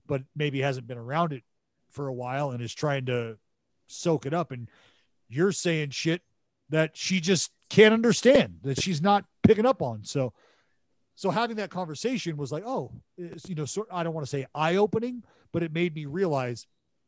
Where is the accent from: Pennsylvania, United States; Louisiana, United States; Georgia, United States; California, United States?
California, United States; Northern; moved away; I'm from NorCal, this is why I use the word hella